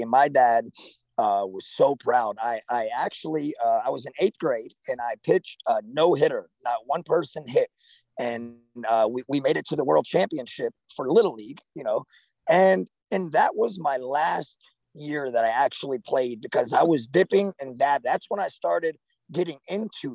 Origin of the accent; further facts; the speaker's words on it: Fort Myers, Florida, United States; moved away as an adult; also born or lived in Central New Jersey; now in Limestone, Tennessee, United States; I was born in Central Jersey, and then at 5 years old, my family moved down to Florida, South Florida, Fort Myers, Florida area. I spent pretty much my whole entire life down there.